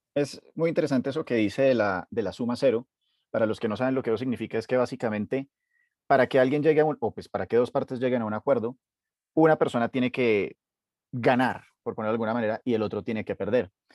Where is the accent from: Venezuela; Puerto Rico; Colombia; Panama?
Colombia; todos como colombianos